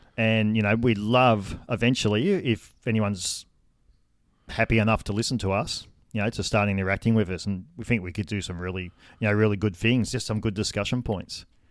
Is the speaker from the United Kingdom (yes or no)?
no; Wagga Wagga, New South Wales, Australia; I grew up in Wagga Wagga, city of good sports